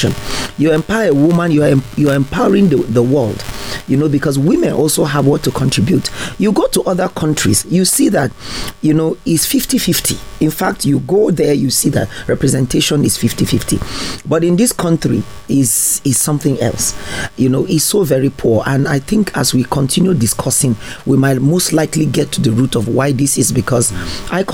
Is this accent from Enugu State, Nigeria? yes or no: no; Plateau, Nigeria; I'm a Nigerian, I'm from Plateau